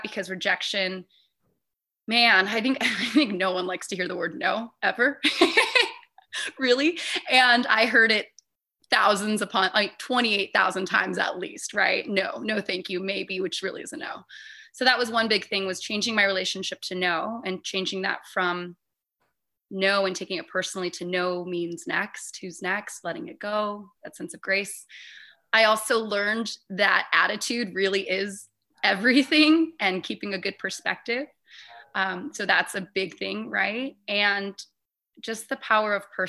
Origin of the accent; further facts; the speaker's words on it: Hawaii, United States; born and raised in Hawaii